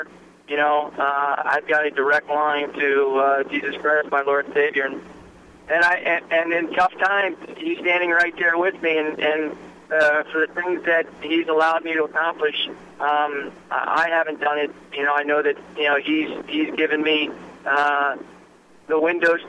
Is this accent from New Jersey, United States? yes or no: yes; New Jersey, United States; I grew up Presbyterian in New Jersey